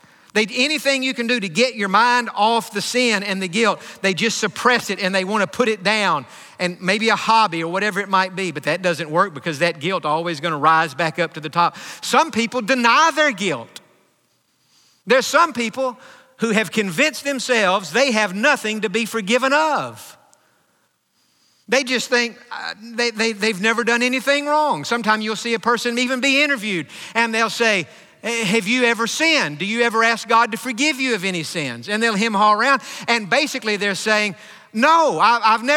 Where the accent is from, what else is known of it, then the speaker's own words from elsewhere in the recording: Hopkins County, East Texas, United States; moved away; growing up in Hopkins County, which in the 80s was the dairy capital of the world, over 500 dairies in Hopkins County